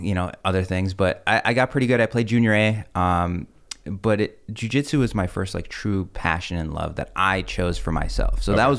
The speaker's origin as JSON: {"language": "English", "country": "Russia", "tie": "born there", "said": "I was born in Russia, Russian family."}